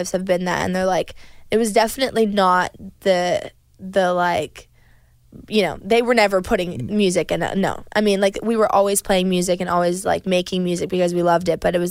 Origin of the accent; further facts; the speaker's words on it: Canada; moved away; also born or lived in Nashville; We are from Canada